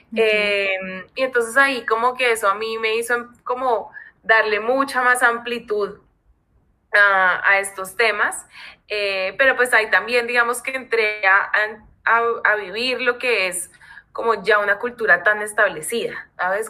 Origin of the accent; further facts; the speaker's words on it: Colombia; now in Mexico; vivo en México, soy colombianísima